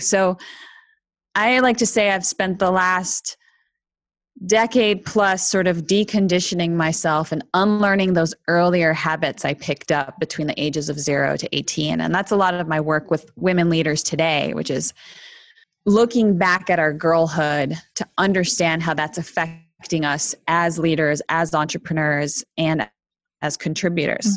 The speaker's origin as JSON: {"language": "English", "country": "Canada", "tie": "born or raised there", "also_born_or_lived": "Argentina / Toronto / Montreal", "said": "I was born in Argentina to Argentine parents, but I grew up in Canada"}